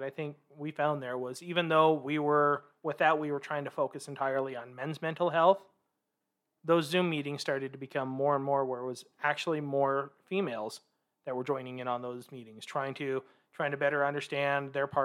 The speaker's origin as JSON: {"language": "English", "town": "Vancouver", "region": "Washington", "country": "United States", "lives_now": "Salt Lake City, United States", "said": "I am originally from Vancouver, Washington. So the family decided to make what we call the mecca move here to Salt Lake City."}